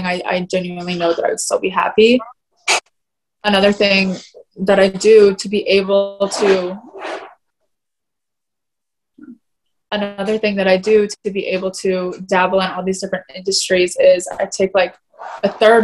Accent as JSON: {"language": "English", "town": "Atlanta", "region": "Georgia", "country": "United States", "tie": "born or raised there", "also_born_or_lived": "South Carolina", "said": "I grew up in Atlanta, which is more fashionable."}